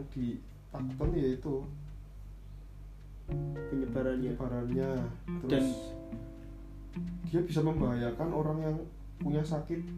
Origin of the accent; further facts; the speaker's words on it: Java, Indonesia; ya dewi wong Jawa emang kita tuh orang Jawa yang nggak lepas dari hubungan sosial